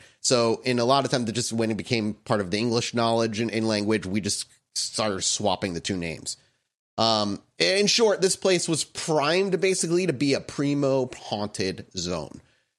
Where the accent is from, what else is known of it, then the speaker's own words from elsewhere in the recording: Rhode Island, United States; moved away; My home state, shout out to the small ass state of Rhode Island. You can drive from top to bottom in 45 minutes.